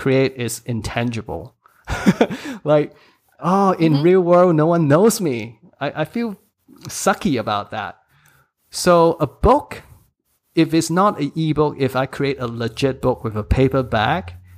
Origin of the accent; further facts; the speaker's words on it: Hong Kong; English is a second language; also born or lived in United States; English is my third language. I mean, I studied in Hong Kong, English school